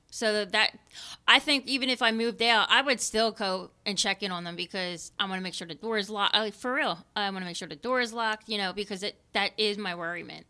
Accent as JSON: {"language": "English", "town": "Philadelphia", "region": "Pennsylvania", "country": "United States", "tie": "born or raised there", "said": "I grew up living in Kensington"}